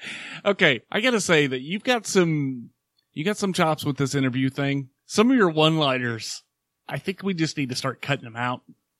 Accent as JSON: {"language": "English", "region": "Oklahoma", "country": "United States", "tie": "born or raised there", "said": "growing up in Oklahoma"}